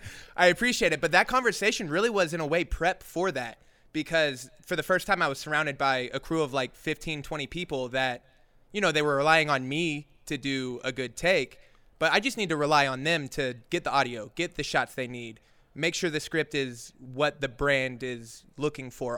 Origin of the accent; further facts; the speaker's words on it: Oklahoma City, Oklahoma, United States; now in Joshua Tree, United States; I haven't been back to Oklahoma, which is where I'm from. I'm from Oklahoma City.